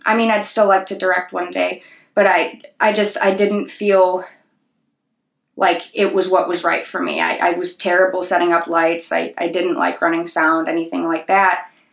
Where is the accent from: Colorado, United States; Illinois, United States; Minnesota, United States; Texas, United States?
Illinois, United States; Sleepy Hollow; growing up in Sleepy Hollow